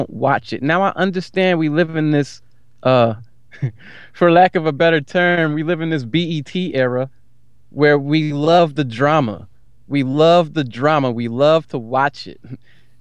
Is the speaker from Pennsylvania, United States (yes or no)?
yes; Philadelphia, Pennsylvania, United States; I'm from Philly.